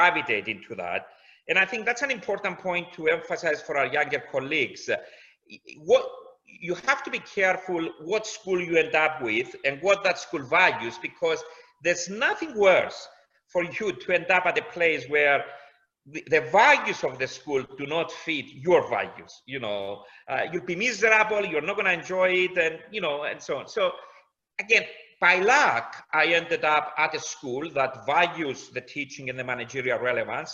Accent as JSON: {"language": "English", "country": "Cyprus", "moved": "as an adult", "lives_now": "London, United Kingdom", "said": "I come from Cyprus."}